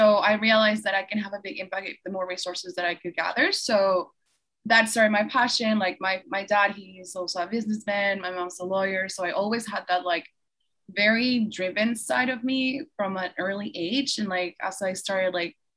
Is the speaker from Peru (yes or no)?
yes; Peru; now in United States; I'm born and raised in Peru.